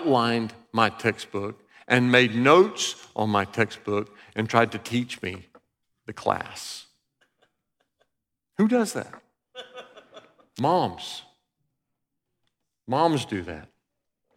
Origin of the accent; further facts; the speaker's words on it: Alabama, United States; We grew up in Alabama